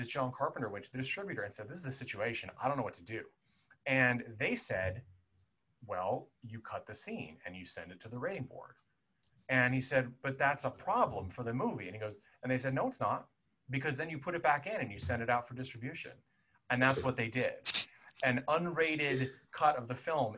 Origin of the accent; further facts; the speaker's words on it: Southern California, United States; growing up in Southern California in the 90s